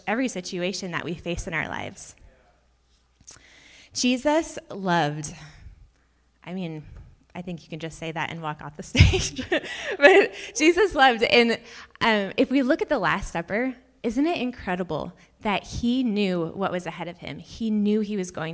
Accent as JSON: {"language": "English", "town": "Auburn", "country": "United States", "tie": "born or raised there", "said": "I grew up in Auburn, so not that far down the road, like 45 minutes"}